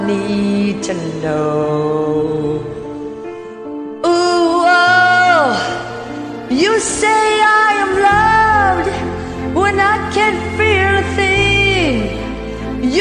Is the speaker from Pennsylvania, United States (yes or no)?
yes; Erie, Pennsylvania, United States; now in Los Angeles, United States; my hometown of Erie, Pennsylvania